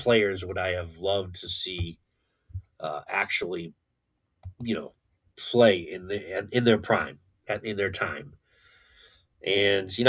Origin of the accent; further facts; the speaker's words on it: Connecticut, United States; I was born and raised in Connecticut.